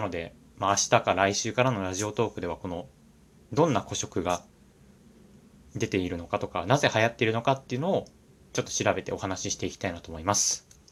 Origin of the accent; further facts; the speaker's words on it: Japan; 僕の地元っていうのが、まあ、東京から、まあ、どんぐらいだろうな。さん、よじゅっぷんはなれた、少し田舎みたいなところなんですけれども